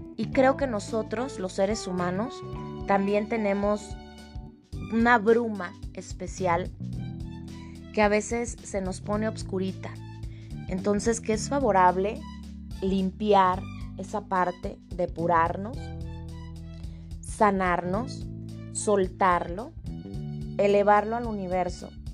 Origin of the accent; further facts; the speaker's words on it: Mexico; mi país, en México